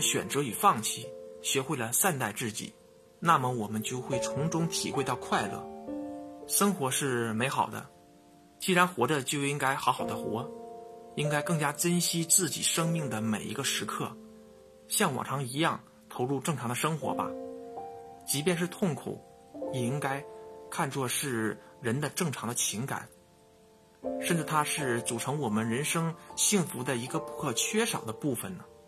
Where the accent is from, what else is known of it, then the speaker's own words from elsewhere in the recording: northern China, China; 作为北方人的我